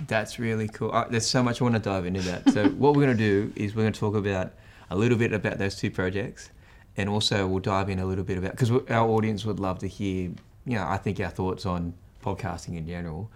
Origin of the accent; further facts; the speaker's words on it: Australia; as an Australian